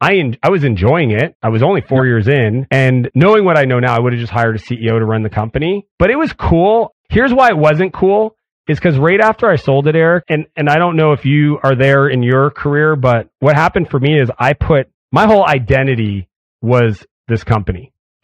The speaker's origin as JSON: {"language": "English", "country": "Canada", "said": "I'm Canadian"}